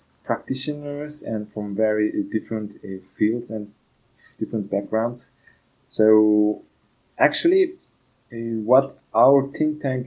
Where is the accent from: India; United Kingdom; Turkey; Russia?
Turkey; moved away as an adult; now in Ghent, Belgium; I'm from Turkey. Currently, I'm based in Belgium, in Ghent